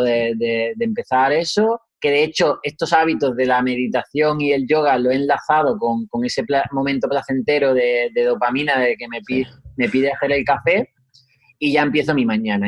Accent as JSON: {"language": "Spanish", "town": "Huelva", "region": "Andalusia", "country": "Spain", "also_born_or_lived": "Seville", "said": "soy de Huelva, Andalucía"}